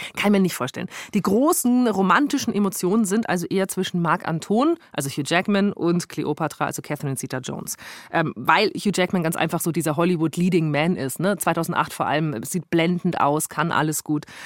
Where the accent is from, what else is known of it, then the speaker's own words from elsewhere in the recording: Augsburg, Bavaria, Germany; bei uns in Augsburg